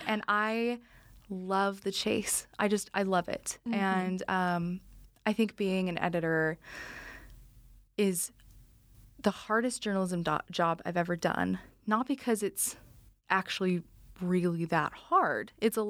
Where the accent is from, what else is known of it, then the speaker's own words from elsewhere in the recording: Utah, United States; moved away; I'm from Utah, too.